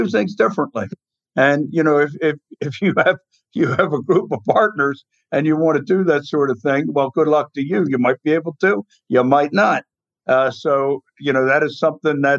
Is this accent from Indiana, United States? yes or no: no; Baltimore, Maryland, United States; I'm from Charm City